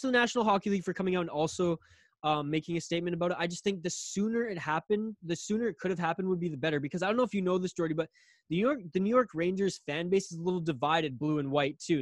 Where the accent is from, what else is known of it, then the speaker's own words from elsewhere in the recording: Northern British Columbia, Canada; also born or lived in Victoria, British Columbia / Vancouver Island; me growing up in Northern BC